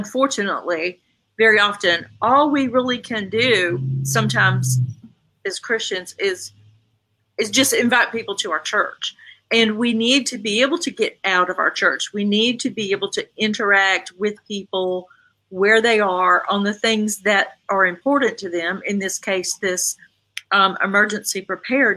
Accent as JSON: {"language": "English", "region": "the South", "country": "United States", "said": "I'm from the South. You know, we say, yes, sir. We say, no, sir."}